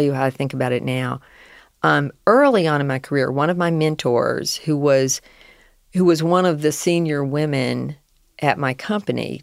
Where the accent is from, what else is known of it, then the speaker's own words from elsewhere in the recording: the South, United States; accent: Southern; I was raised in the South